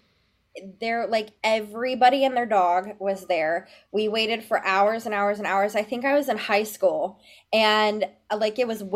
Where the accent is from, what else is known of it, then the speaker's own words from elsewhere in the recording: Memphis, Tennessee, United States; I'm originally from Memphis, Tennessee